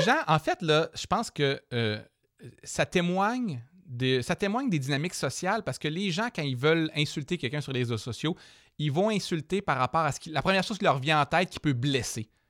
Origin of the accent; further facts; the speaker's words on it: Jonquière, Quebec, Canada; quand j'étais jeune, moi justement au Saguenay